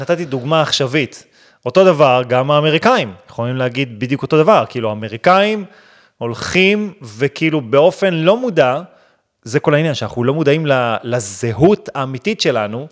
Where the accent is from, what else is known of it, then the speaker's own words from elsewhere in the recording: Israel; אני גדלתי בישראל, אני חילוני